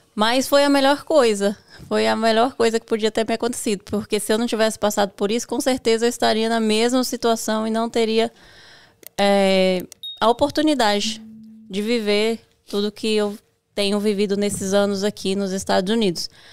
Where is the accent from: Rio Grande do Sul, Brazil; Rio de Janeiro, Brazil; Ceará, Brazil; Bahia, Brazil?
Bahia, Brazil; interior of; moved away as an adult; also born or lived in Miami, United States / Virginia, United States; now in Framingham, United States; eu sou baiana do interior da Bahia